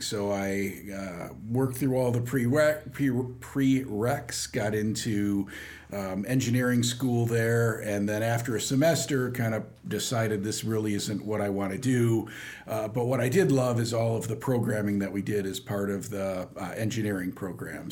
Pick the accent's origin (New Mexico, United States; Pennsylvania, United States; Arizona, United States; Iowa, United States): Iowa, United States; Dubuque; also born or lived in St. Louis, Missouri; I was born in St. Louis, Missouri, not too far from Carlinville here, but actually grew up in Dubuque, Iowa